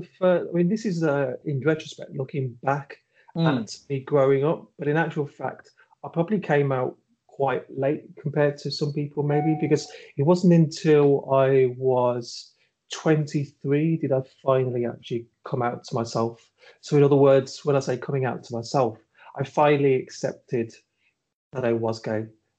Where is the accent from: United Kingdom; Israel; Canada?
United Kingdom; Birmingham, West Midlands; moved away; Yeah, so I was born in Birmingham, and that's where I grew up in Birmingham, and I moved away from Birmingham in about 2004, I think it was.